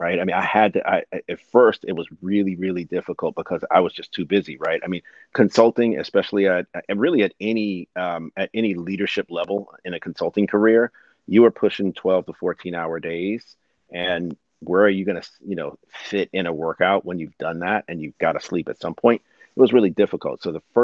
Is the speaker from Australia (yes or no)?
no; East Coast, United States; I'm from the East Coast